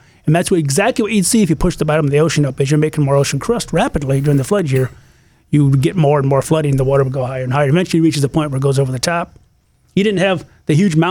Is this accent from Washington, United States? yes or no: no; Michigan, United States; moved away; as a high school kid with my brothers growing up in Michigan.